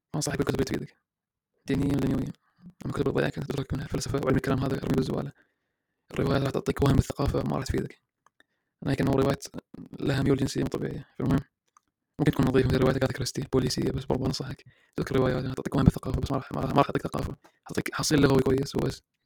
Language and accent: Arabic; Iraq; أنا عراقي